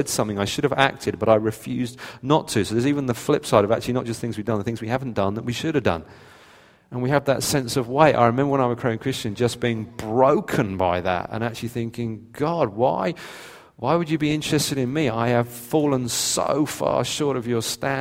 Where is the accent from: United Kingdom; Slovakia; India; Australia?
United Kingdom; we're British